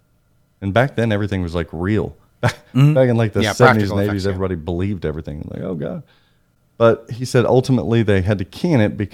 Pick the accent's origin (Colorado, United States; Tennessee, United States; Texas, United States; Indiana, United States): Indiana, United States; Southern; I'm from Southern Indiana.